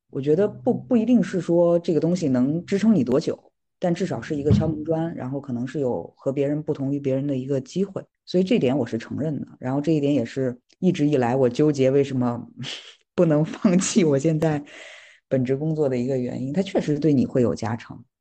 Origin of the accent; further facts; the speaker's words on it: Qinghai-Tibet Plateau, Northwest China, China; moved away as an adult; now in Beijing, China; 我是西北人，在青藏高原长大